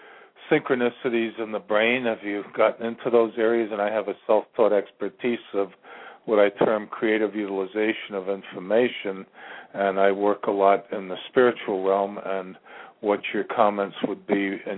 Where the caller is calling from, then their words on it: Ashland, Virginia, United States; I'm calling from the center of the universe, Ashland, Virginia.